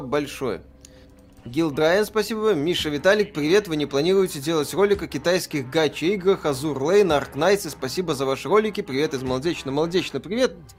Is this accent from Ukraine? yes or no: no; Belarus; Я же белорус